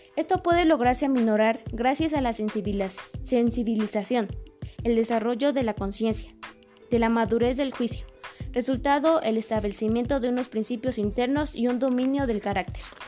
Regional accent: Mexico; nosotros como mexicanos

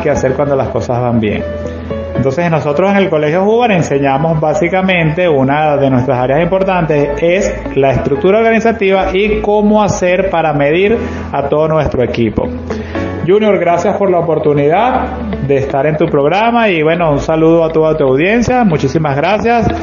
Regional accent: Maracay, Aragua, Venezuela; soy un empresario de Maracay con 30 años de experiencia manejando empresas

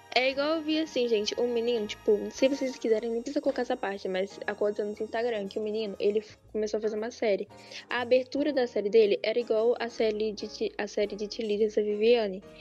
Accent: Brazil; eu sou brasileira

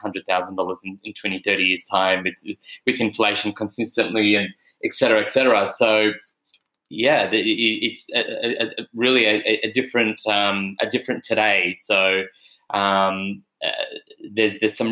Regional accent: Melbourne, Victoria, Australia; I'm from Melbourne, so we drive past Victorian terraces

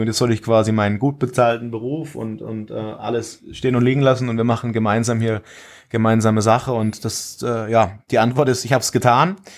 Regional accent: Würzburg region, Bavaria, Germany; moved away as an adult; now in Villingen-Schwenningen, Germany; Ich komme eigentlich aus der Region Würzburg habe dort auch äh, den Großteil meines Lebens verbracht

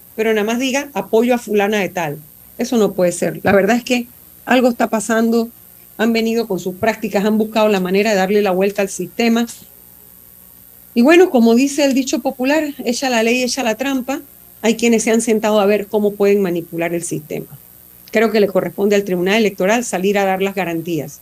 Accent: Panama; como ciudadana panameña

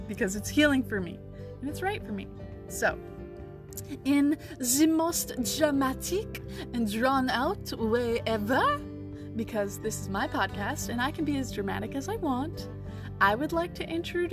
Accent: Canada; I'm Canadian

